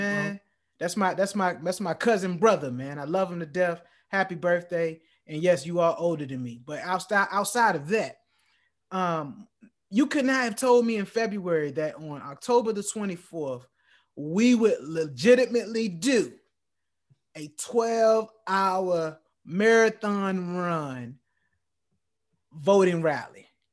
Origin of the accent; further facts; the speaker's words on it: Norfolk, Virginia, United States; I was born in Depot Hospital in Norfolk, Virginia